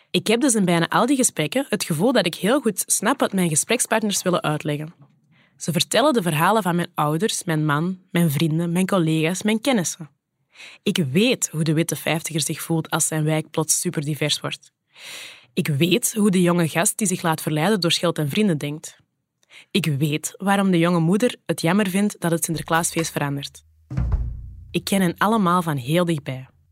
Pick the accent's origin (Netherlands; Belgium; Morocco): Belgium; Kempen, Flanders; accent: Kempisch; Mijn platte Kempische accent